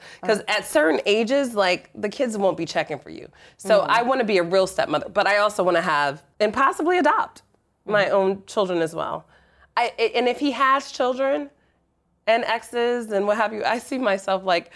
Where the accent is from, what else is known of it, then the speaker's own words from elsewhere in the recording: New Jersey, United States; I'm from Jersey